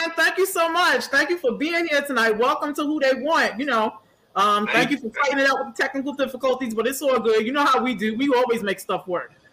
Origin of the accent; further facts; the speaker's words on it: New York City, New York, United States; I'm from Springfield Gardens.